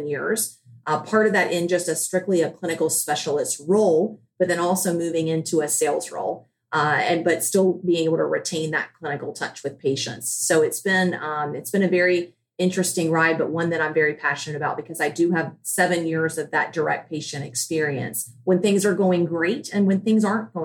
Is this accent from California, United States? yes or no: no; Charleston, South Carolina, United States; I am from Charleston, South Carolina.